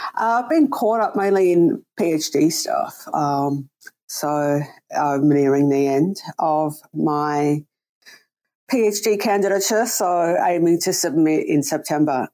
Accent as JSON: {"language": "English", "town": "Sydney", "region": "New South Wales", "country": "Australia", "tie": "born or raised there", "also_born_or_lived": "New York / Canada", "moved": "as an adult", "said": "I'm from Sydney originally."}